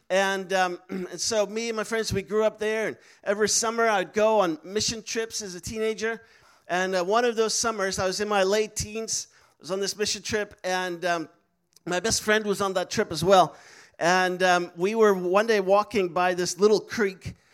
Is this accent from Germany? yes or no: no; Netherlands; English is a second language; also born or lived in Istanbul, Turkey; So for me, I was I'm from the Netherlands, but I was born in Turkey because my parents were missionaries in Turkey